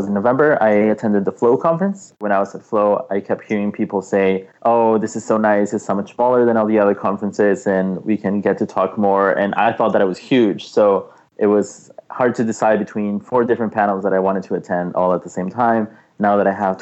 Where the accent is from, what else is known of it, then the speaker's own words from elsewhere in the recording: Monterrey, Nuevo León, Mexico; moved away as an adult; also born or lived in Toronto; now in Montreal, Canada; I'm originally from Mexico, from Monterrey, Mexico. And I moved to Toronto to pursue my BA.